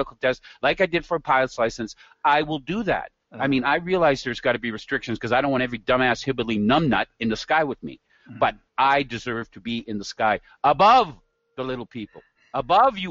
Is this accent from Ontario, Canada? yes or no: no; Red Deer, Alberta, Canada; I'm from Red Deer